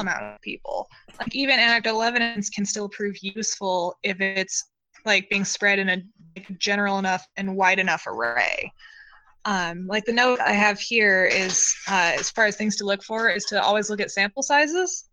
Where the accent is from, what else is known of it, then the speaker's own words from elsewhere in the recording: Western Washington, United States; I grew up in Western Washington